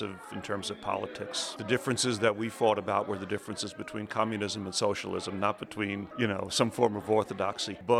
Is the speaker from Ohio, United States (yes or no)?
no; New York City, New York, United States; I grew up in the Bronx in New York City